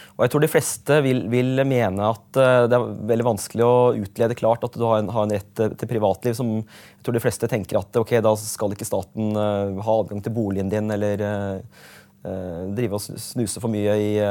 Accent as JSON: {"language": "Norwegian", "area": "Øvre Eiker", "region": "Buskerud", "country": "Norway", "tie": "born or raised there", "also_born_or_lived": "Hokksund / Skotselv / Vestfossen", "said": "jeg har jo vokst opp forskjellige steder i, i Øvre Eiker, der jeg kommer fra"}